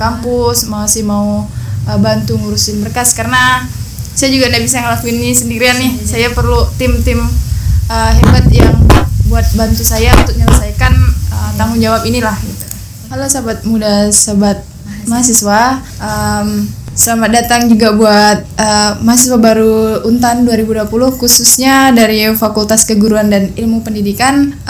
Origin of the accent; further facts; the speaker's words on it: Sambas, West Kalimantan, Indonesia; apa ya kita orang Pontianak bukan saya Sambas